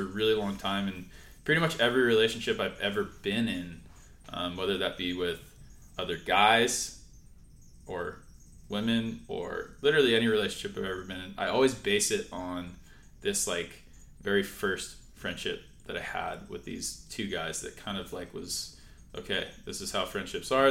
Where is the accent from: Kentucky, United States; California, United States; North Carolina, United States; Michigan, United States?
California, United States; San Clemente; We grew up in San Clemente together